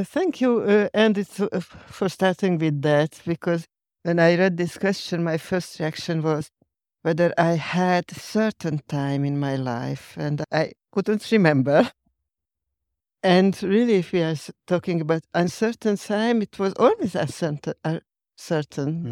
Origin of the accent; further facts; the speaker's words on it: Hungary; English is a second language; I am from Hungary